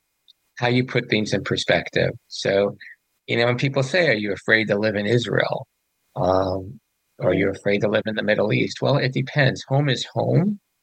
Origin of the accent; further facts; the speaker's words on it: Panama; born there; I was born in Panama.